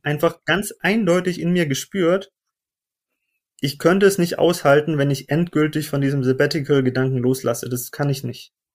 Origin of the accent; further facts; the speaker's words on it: Stuttgart, Baden-Württemberg, Germany; moved away as an adult; Ich bin ursprünglich aus Stuttgart, das heißt geborener Stuttgarter und Schwabe